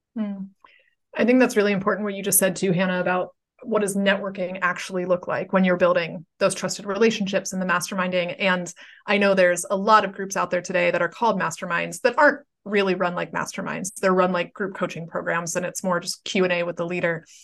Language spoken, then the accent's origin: English; Pittsburgh, Pennsylvania, United States; my hometown of Pittsburgh